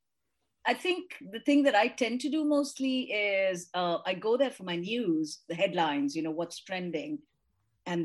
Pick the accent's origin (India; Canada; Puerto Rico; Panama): India; now in United Kingdom; I grew up in India and I celebrated Holi and did all that while I was growing up in India. Haven't done it since I came to the UK